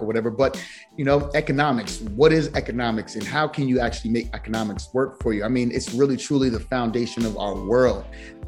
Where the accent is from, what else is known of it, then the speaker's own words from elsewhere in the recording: New Brunswick, New Jersey, United States; I grew up in New Brunswick, New Jersey.